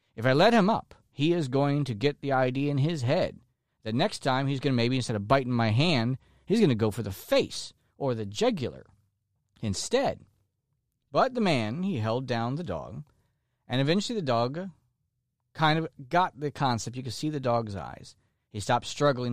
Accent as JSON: {"language": "English", "region": "Florida", "country": "United States", "tie": "born or raised there", "said": "like myself. who are lifelong Floridians, people who have been born and raised in Florida"}